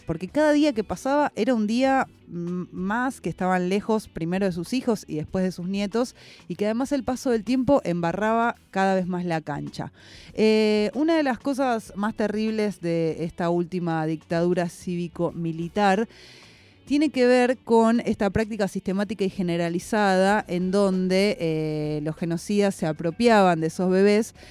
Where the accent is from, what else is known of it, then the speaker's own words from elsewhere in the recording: Argentina; en nuestra identidad también como argentinos